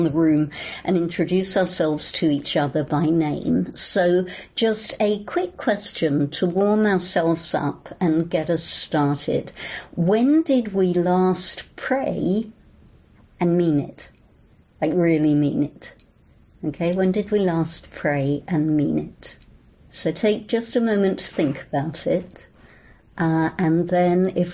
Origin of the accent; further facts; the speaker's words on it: London, United Kingdom; accent: English; moved away as an adult; also born or lived in New Orleans; now in Los Angeles, United States; I'm English, as you can hear. I grew up in London, England.